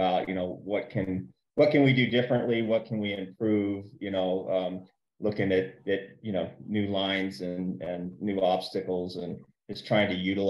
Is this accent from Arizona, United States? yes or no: yes; Page, Arizona, United States; moved away as an adult; I grew up in Page